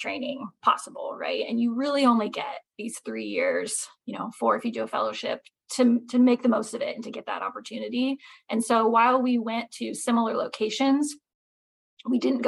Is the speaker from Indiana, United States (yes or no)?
yes; Indiana, United States; moved away as an adult; also born or lived in Pittsburgh, Pennsylvania; now in East Tennessee, United States; I'm from Indiana